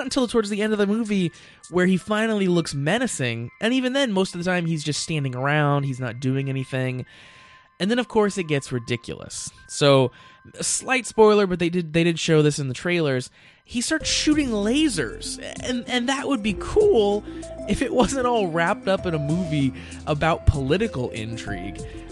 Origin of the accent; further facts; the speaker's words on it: United States; as an American